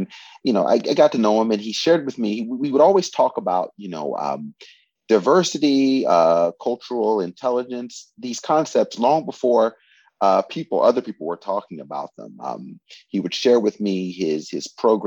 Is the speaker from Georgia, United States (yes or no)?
no; West Virginia, United States; moved away as an adult; now in Japan; I'm from West Virginia, where I was born in the United States.